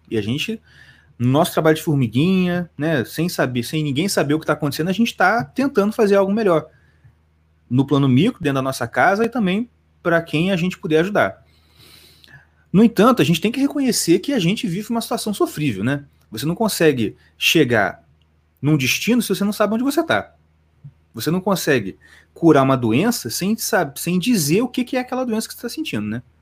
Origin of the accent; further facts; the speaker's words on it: Brazil; a gente, como brasileiro, a gente sofre de um, de um mal terrível. O mal terrível é justamente ter nascido aqui.